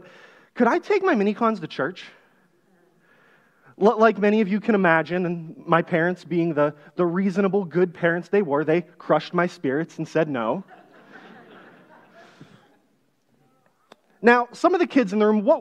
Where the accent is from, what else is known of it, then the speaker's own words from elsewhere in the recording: just south of Pittsburgh, Pennsylvania, United States; I grew up here in Pennsylvania, but on the west side of the state, just south of Pittsburgh in a little farming town